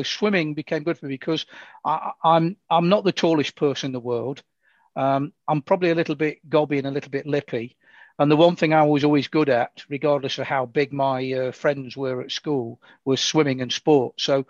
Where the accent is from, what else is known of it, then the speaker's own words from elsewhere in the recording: Nottingham, East Midlands, United Kingdom; Well, I still live in the great city of Nottingham, and I was born in Nottingham. I was premature born. Less than 2 pounds. So that was in 1957.